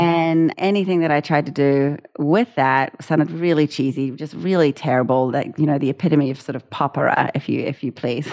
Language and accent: English; New Zealand; moved away; being a New Zealander